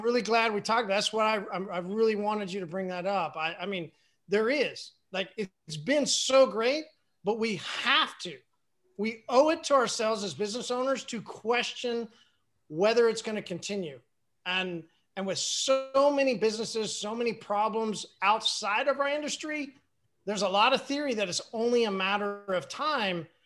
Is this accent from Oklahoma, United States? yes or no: yes; Oklahoma, United States; I'm from Oklahoma.